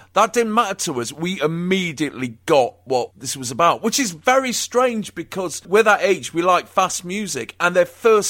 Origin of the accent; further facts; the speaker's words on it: Nottingham, East Midlands, United Kingdom; I grew up in Ice and Green in the early 70s, the kind of like the melting pot of Nottingham. And I had loads of black friends and, you know, loads of black people living on the same street as me.